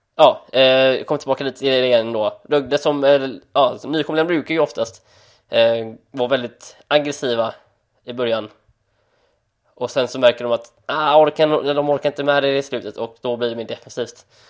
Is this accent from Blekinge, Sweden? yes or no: no; Gothenburg, Västra Götaland, Sweden; jag är född i Frölunda, jag är född i Göteborg